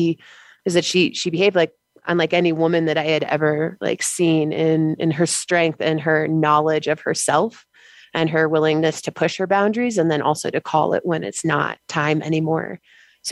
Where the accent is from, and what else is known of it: United States